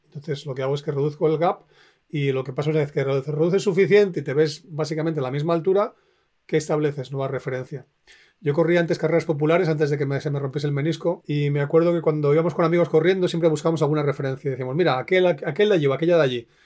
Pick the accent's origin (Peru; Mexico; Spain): Spain; also born or lived in Finland; me crié en España